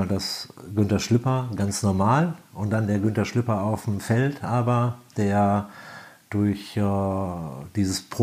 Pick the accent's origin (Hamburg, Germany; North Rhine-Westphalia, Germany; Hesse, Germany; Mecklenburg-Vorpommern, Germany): North Rhine-Westphalia, Germany; Minden; born there; komme ja gebürtig aus Ostwestfalen und äh, Minder, die Ecke ist eher so Handball-Hochburg